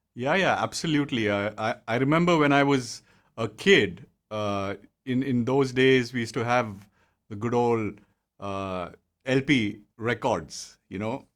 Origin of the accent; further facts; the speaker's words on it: Bangalore, Karnataka, India; moved away as an adult; also born or lived in Mumbai; I was in, born and brought up in Bangalore